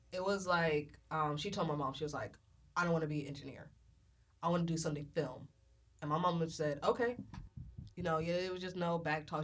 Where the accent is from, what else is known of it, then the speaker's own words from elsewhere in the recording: Galveston, Texas, United States; I'm from Galveston, Texas